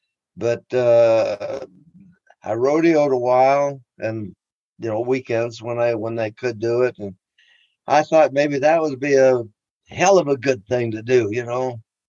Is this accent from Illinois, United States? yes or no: yes; Chicago, Illinois, United States; born there; I was born in Chicago, Illinois